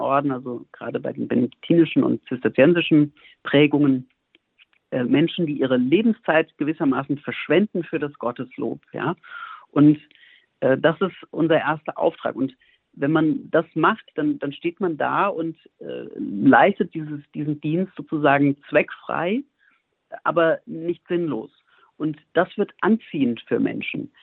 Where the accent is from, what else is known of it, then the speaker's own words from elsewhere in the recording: near Frankfurt am Main, Hesse, Germany; moved away as an adult; also born or lived in Bamberg / Montpellier / Berlin; now in Heiligenkreuz, Austria; Ich bin selber Deutscher, komme aus der Nähe von Frankfurt am Main ursprünglich